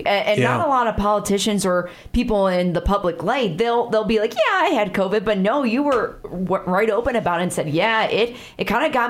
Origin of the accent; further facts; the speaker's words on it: Chicago, Illinois, United States; now in Sioux Falls, United States; I'm from a bigger city. I'm from Chicago.